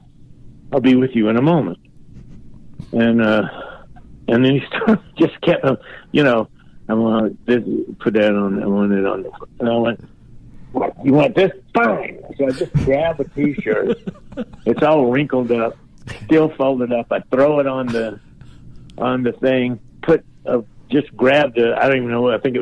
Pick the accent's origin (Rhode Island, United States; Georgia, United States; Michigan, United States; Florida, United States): Georgia, United States; Macon; moved away; my hometown of Macon, Georgia